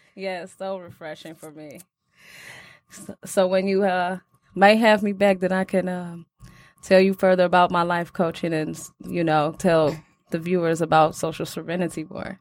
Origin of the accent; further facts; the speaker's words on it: Detroit, Michigan, United States; Growing up in Detroit, really, you know, it's more rough